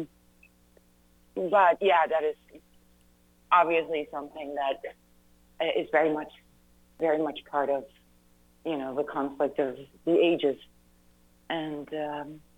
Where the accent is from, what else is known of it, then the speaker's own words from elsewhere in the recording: Netherlands; moved away as an adult; now in United States; I was born and raised in the Netherlands